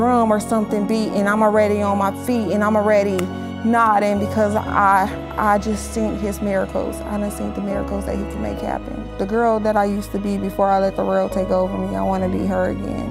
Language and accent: English; Los Angeles, California, United States; I'm born and raised in Los Angeles, California